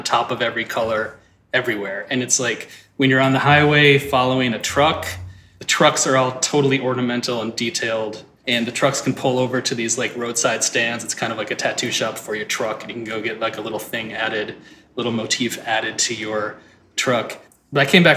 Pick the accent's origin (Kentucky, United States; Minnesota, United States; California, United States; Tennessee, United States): Minnesota, United States; Saint Paul; I grew up in St. Paul, Minnesota. I was born there in 1975